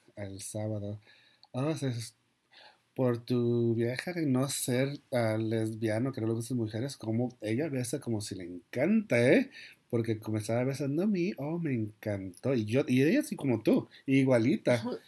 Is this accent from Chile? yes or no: no; Mexico; soy mexicano